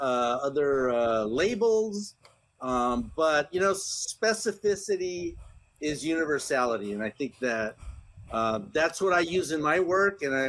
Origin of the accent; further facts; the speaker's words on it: San Diego, California, United States; first language Spanish; English is a second language; grew up in San Diego, California, on the border, and I grew up in San Diego in the, you know, in the 70s